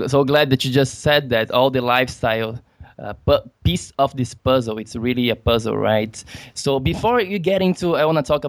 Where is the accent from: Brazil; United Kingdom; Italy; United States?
Brazil; I'm from Brazil and there is a lot of jiu-jitsu there